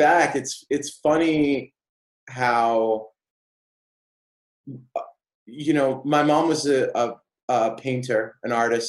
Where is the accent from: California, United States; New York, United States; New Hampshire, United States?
New Hampshire, United States; Auburn; I grew up in New Hampshire, a really small town called Auburn.